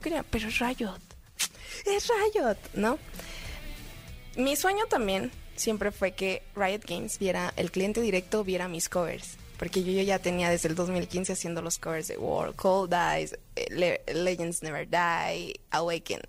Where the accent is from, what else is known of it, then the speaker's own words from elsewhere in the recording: Monterrey, Nuevo León, Mexico; yo soy del norte. yo nací en Monterrey.